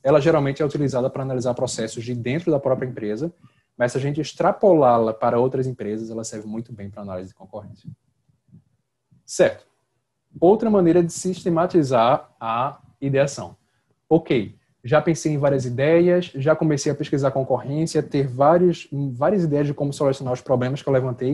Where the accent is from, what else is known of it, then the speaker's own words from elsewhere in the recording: Northeast Region, Brazil; eu sou do Nordeste